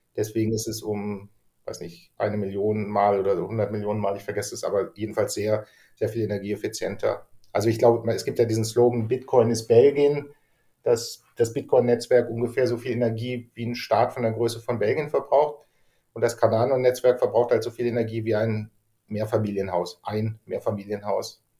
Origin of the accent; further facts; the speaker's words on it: Germany; ich bin halt Deutscher.